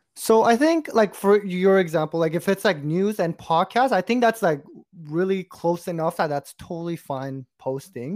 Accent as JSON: {"language": "English", "country": "Canada", "said": "we're from Canada"}